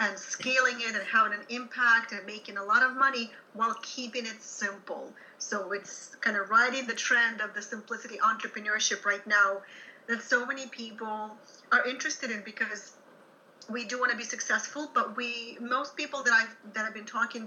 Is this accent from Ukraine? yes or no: yes; Ukraine; English is a second language; moved away as an adult; I'm originally from Soviet Ukraine, and I was trained as a music teacher there